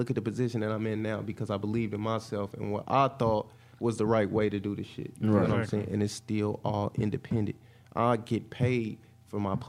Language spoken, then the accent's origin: English; Indianapolis, Indiana, United States; I tell people I'm from the Nat, everywhere I go in the country